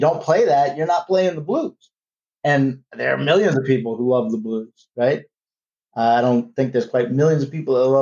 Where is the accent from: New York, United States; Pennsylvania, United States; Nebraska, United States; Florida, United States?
New York, United States; New York City; we were from New York